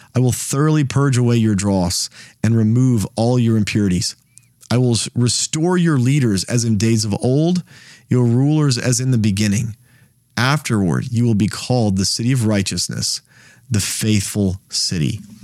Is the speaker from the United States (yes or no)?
yes; United States; I live in the United States.